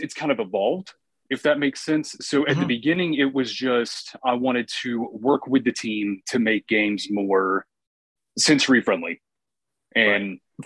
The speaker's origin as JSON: {"language": "English", "region": "New Hampshire", "country": "United States", "moved": "yes", "said": "I'm actually originally from New Hampshire, and um, while we lived up there"}